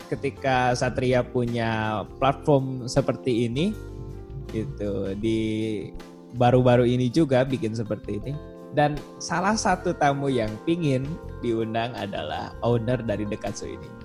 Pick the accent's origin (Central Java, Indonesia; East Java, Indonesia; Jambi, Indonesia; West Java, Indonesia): West Java, Indonesia; Bandung; Saya itu asli dari kota Bandung ya, kayaknya dari pusat kota gitu, di daerah Tegalega di Bandung.